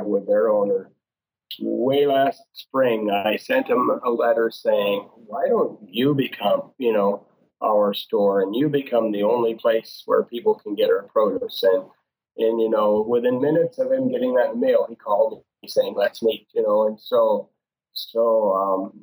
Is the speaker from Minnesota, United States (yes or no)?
yes; Fergus Falls, Minnesota, United States; in Fergus Falls, my hometown